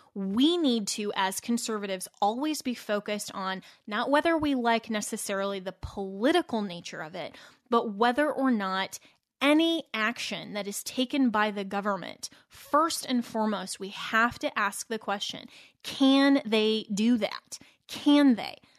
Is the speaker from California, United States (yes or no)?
no; Colorado, United States; Colorado, my home state